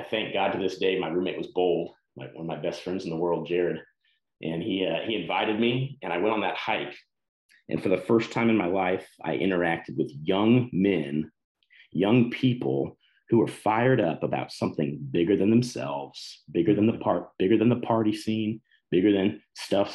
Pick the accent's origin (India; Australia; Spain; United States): United States; Texas; moved away as an adult; also born or lived in Colorado; I grew up in Texas